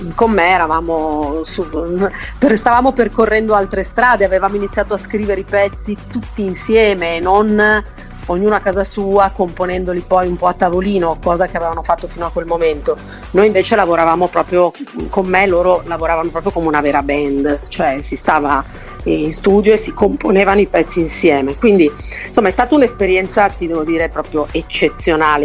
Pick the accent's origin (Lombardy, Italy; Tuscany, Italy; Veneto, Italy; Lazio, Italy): Lombardy, Italy; Milan; moved away as an adult; also born or lived in Lagonegro; io sono di Milano